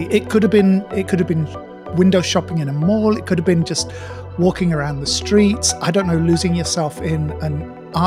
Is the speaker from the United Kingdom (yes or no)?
yes; United Kingdom; now in Malaysia; I've spent a bit more time back in the UK in my hometown this year